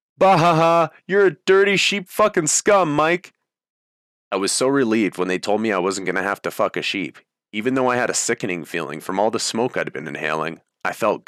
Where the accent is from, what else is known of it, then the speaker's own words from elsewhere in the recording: Canada; I spoke with a strong voice and confidently said, I'm Canadian, so I'd burn the U.S. flag.